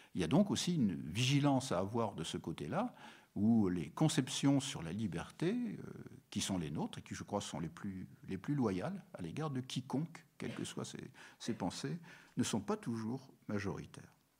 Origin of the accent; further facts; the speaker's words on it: France; nous sommes des Français, mais nous sommes aussi des Européens